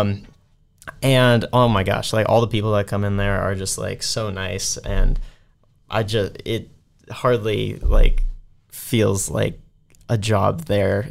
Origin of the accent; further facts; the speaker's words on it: San Francisco, California, United States; I am from San Francisco, California